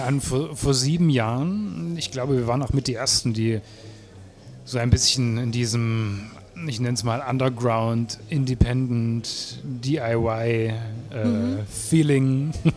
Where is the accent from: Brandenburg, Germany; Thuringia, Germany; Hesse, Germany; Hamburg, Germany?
Thuringia, Germany; Erfurt; moved away as an adult; now in Leipzig, Germany; ich komme aus Erfurt